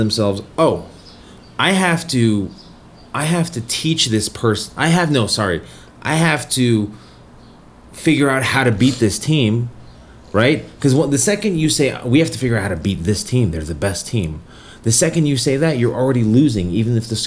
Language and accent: English; Colorado, United States; I'm from Colorado, so my team is the Colorado Avalanche